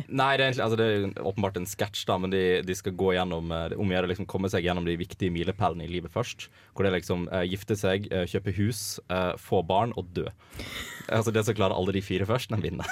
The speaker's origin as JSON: {"language": "Norwegian", "town": "Voss", "region": "Vestland", "country": "Norway", "moved": "as an adult", "lives_now": "Trondheim, Norway", "said": "jeg kommer fra Voss"}